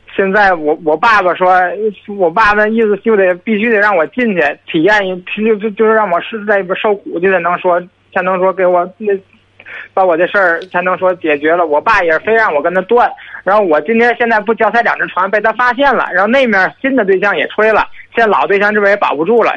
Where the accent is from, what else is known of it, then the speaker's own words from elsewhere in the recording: Tianjin, China; 我是天津的